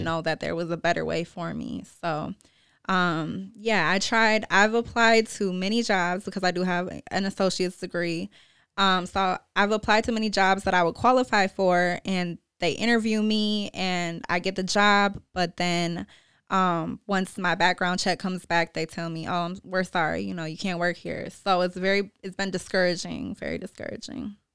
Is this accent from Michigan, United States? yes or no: yes; Lansing, Michigan, United States; I'm from Lansing, born and raised on the South Side.